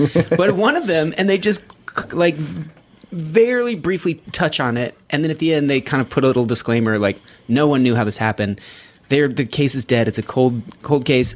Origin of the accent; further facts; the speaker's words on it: Reno, Nevada, United States; growing up in Reno